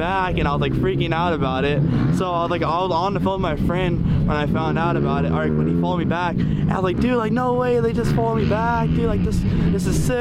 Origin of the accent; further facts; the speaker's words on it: Fremont, California, United States; I'm from Fremont, California.